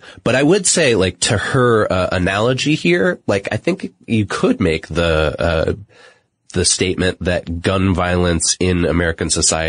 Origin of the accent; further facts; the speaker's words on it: Pakistan; I'm from Pakistan, and I would like to assure you that acid burning is not socially acceptable there.